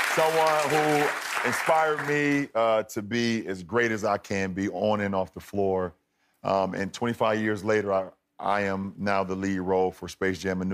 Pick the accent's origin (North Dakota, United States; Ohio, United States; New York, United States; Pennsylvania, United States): Ohio, United States; Akron; moved away as an adult; now in Los Angeles, United States; I'm a kid from Akron, Ohio